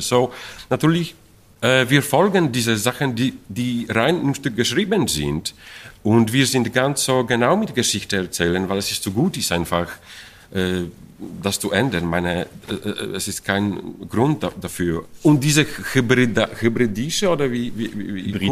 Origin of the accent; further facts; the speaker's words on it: Poland; German is a second language; moved away; ich komme aus Polen